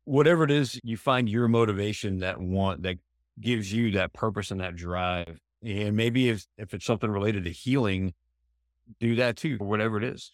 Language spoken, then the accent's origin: English; New Hampshire, United States; also born or lived in Arizona; now in San Diego, United States; where I grew up in New Hampshire